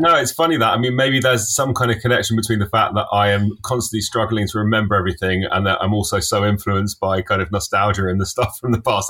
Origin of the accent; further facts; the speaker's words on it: London, United Kingdom; I grew up in Finchley in North London